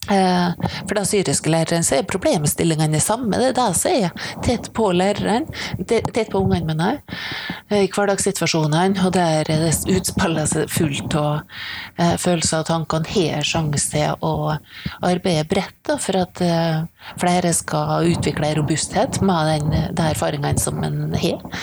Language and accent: Norwegian; Misund, Norway; Altså, det var noen i hjemkommunen min, da, eh, i Misund, eh, som tok kontakt og lurte på om de kunne hjelpe til.